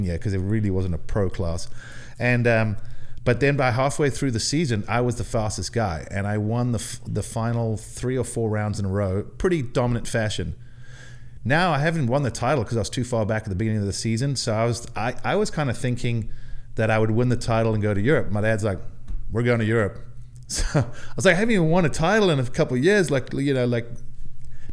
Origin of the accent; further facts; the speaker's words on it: South Africa; moved away; I was not the most popular kid growing up in South Africa